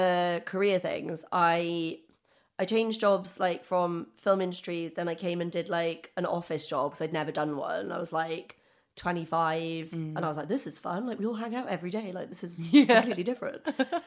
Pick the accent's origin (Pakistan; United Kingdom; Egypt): United Kingdom; Wales; now in London, United Kingdom; I love London. I'm from Wales originally. I don't know if anyone could tell from my accent.